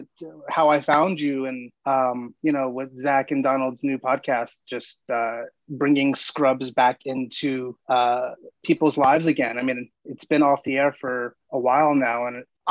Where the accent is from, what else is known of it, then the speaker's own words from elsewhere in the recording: New York, United States; now in Los Angeles, United States; I was born and raised in New York